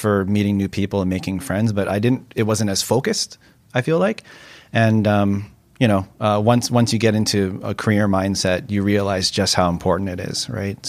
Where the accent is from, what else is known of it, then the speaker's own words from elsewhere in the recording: Vancouver, British Columbia, Canada; I grew up in Kerrisdale on the west side, so that's always home for me. I recently moved to East